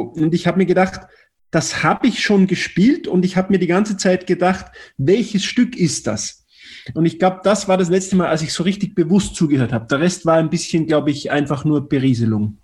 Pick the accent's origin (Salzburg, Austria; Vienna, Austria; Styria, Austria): Salzburg, Austria; Tennengau; ich bin in Salzburg geboren, Salzburger Land, im Tennengau, 20 Kilometer südlich der Stadt, äh, in einem kleinen Dorf mit knapp 2000 Einwohnern